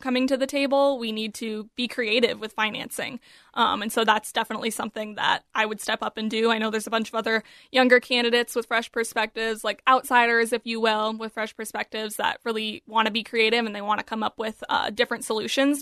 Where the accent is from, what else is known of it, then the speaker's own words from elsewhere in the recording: Apple Valley, Minnesota, United States; my hometown in Apple Valley